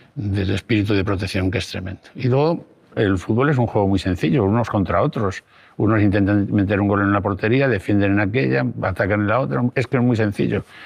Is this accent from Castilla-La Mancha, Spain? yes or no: no; Salamanca, Castile and León, Spain; soy de Salamanca